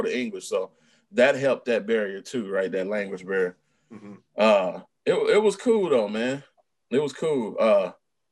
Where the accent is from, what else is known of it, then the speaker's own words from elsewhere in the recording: Texas, United States; I'm a boy from Texas now